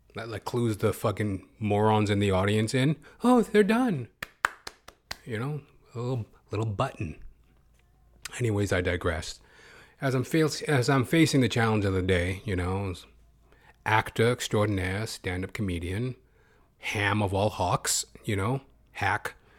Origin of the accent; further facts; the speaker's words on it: Edmonton, Alberta, Canada; As I am a Canadian myself. Born and bred, Edmonton, Alberta